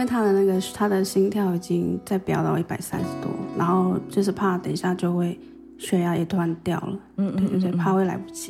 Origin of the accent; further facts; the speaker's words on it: Xinyi, Nantou County, Taiwan; 对，从小也在部落长大。